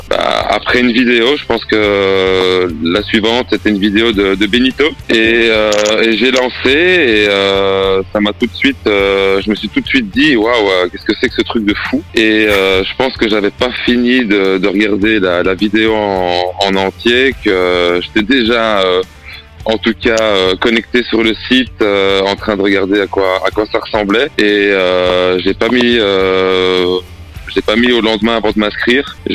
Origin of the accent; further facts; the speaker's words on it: Liège region, Wallonia, Belgium; j'ai 38 ans. Je viens de Belgique. Et tu viens d'où en Belgique Alors, je viens de la région de Liège.